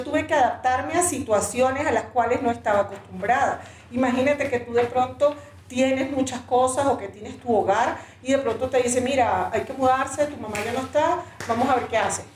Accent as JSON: {"language": "Spanish", "country": "Venezuela", "moved": "as an adult", "lives_now": "Ecuador", "said": "yo soy venezolana, eh, llegué aquí al Ecuador hace siete años ya"}